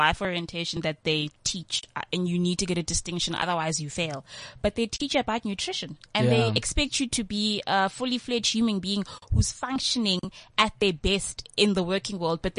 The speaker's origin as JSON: {"language": "English", "town": "Johannesburg", "region": "Gauteng", "country": "South Africa", "said": "I'm from Alex, right? And I'm happy that I sound like how I sound"}